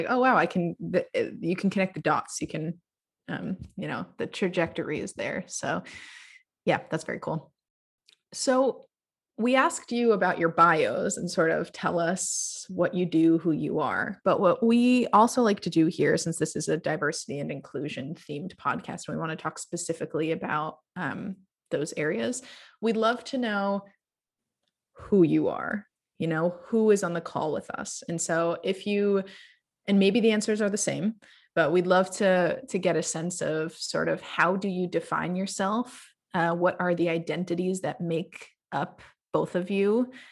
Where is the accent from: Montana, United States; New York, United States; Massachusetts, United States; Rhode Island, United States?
Rhode Island, United States; also born or lived in Jordan; I'm from Rhode Island